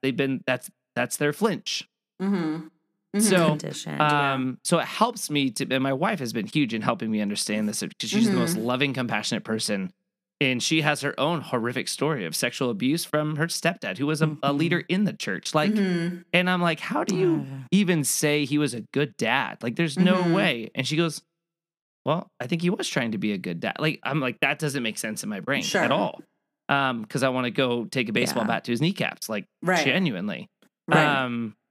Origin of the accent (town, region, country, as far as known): Gilbert, Arizona, United States; born or raised there